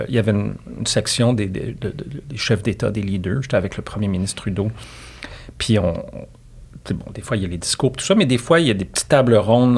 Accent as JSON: {"language": "French", "town": "La Tuque", "region": "Quebec", "country": "Canada", "tie": "born or raised there", "also_born_or_lived": "Montreal", "moved": "yes", "said": "je viens de Latuc"}